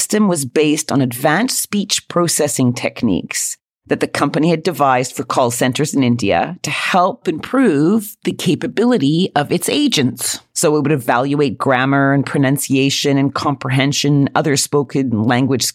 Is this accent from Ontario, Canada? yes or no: no; Quebec, Canada; accent: Canadian; moved away as an adult; now in United Kingdom; I certainly have been living in the UK for 20 years, still sound as Canadian as the day I was born